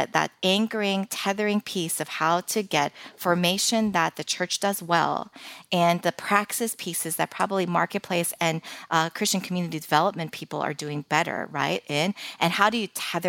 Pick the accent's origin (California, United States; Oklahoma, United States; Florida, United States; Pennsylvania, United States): Pennsylvania, United States; Philadelphia; moved away; I'm originally from Philadelphia, but, you know, we've been living here for almost 15 years